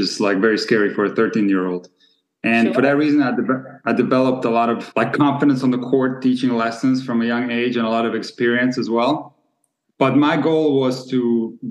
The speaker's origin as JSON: {"language": "English", "town": "Split", "region": "Split-Dalmatia County", "country": "Croatia", "also_born_or_lived": "Germany / Rockford, Illinois / Hawaii", "moved": "yes", "said": "We're from Split, Croatia, a city that has produced a lot of great players"}